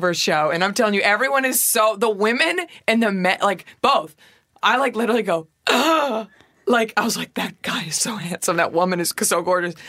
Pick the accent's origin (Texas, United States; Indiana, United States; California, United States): Texas, United States; I'm from Texas